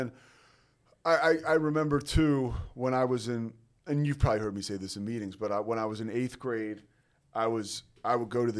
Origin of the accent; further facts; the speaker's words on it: outside of Philadelphia, southeastern Pennsylvania, United States; I was raised outside of Philadelphia.